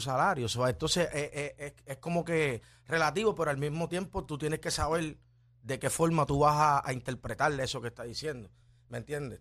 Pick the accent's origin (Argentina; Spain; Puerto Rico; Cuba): Puerto Rico; Ponce; me crié en Lirio del Sur en Ponce